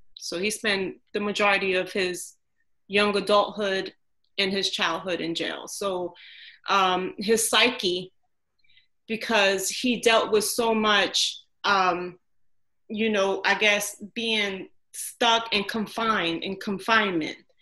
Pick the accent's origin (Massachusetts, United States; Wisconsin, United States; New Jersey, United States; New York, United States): New Jersey, United States; Newark; I grew up in Newark